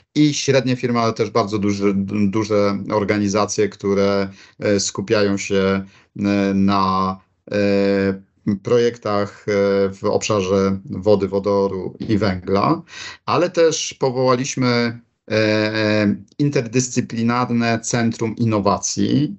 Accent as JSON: {"language": "Polish", "country": "Poland"}